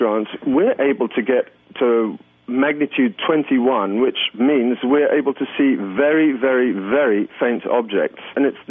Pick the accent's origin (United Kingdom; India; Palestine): United Kingdom; England; now in Luxembourg; But I came here from England 25 years ago, and I, when people ask, I always tell them I'm still saving up for the ticket home.